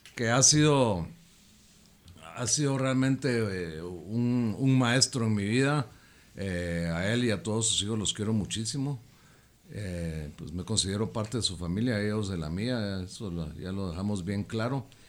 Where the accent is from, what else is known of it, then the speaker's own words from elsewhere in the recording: Guatemala; also born or lived in Fort Lauderdale, Florida; el sentirte tan orgulloso de ser chapín, tan bendecido de, haber nacido adentro de estas fronteras